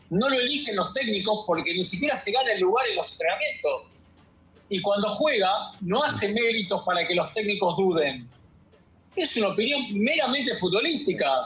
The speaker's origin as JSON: {"language": "Spanish", "country": "Argentina", "said": "soy argentino"}